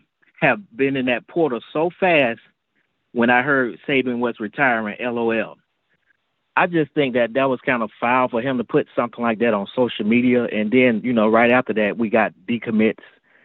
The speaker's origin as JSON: {"language": "English", "town": "Birmingham", "region": "Alabama", "country": "United States", "lives_now": "Atlanta, United States", "said": "I'm calling from Atlanta, but I'm originally from Birmingham."}